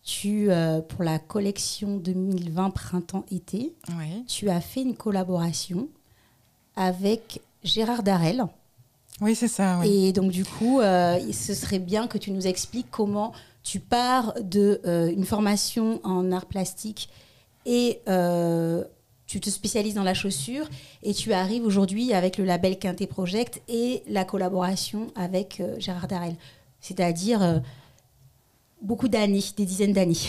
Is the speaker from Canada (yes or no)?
no; Strasbourg, Grand Est, France; moved away as an adult; also born or lived in Paris / Togo (paternal ancestry); Oui, je suis née à Strasbourg, en Alsace.